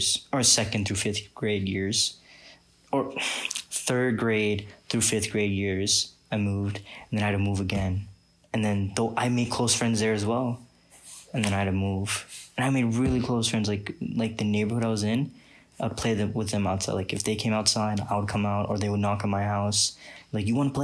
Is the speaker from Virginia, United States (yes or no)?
yes; Richmond, Virginia, United States; now in Texas, United States; my hometown in Richmond